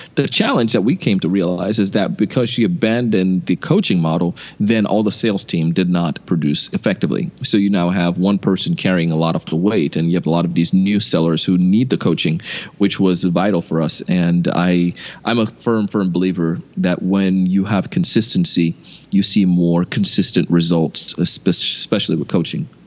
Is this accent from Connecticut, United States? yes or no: no; West Palm Beach, Florida, United States; also born or lived in Idaho; I grew up here in West Palm, went to BYU Idaho, and then came back to Florida